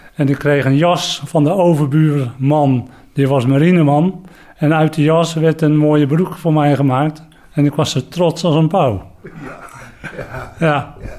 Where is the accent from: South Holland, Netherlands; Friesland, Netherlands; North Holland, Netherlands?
South Holland, Netherlands; Katwijk aan den Rijn; ik kom uit Katwijk aan de Rijn